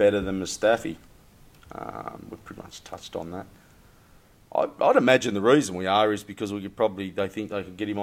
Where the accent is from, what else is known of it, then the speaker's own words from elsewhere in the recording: Australia; I'm from Australia